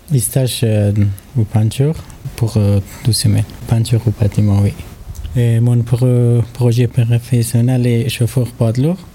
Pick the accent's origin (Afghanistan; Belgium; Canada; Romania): Afghanistan; French is a second language; moved away as an adult; also born or lived in Charente; now in Poitiers, France; j'ai 30 ans et je suis venu à Afghanistan.